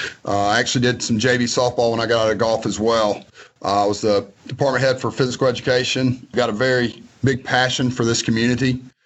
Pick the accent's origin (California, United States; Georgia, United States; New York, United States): Georgia, United States; Tucker; I was born and raised in Tucker, Georgia. Lived in Georgia my whole life, went to Georgia Southern, did my undergrad at Georgia State.